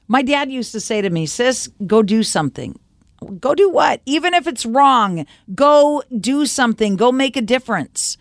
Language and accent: English; United States; also born or lived in Oregon / Washington / East Coast; growing up in America living in Oregon and Washington and, and the East Coast for a short time